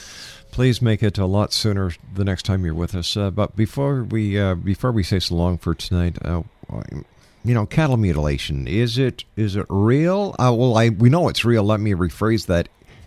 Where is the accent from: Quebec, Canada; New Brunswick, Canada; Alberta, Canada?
Quebec, Canada; Montreal; moved away; I'm originally from Montreal, so that was just about an hour and a half drive.